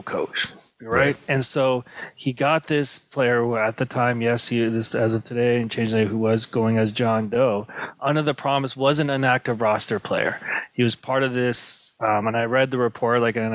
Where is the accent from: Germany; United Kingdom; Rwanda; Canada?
Canada; we're Canadian